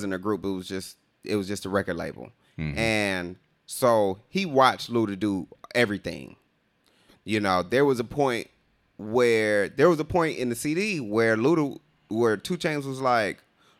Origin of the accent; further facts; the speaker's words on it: Riverdale, Georgia, United States; we grew up in Riverdale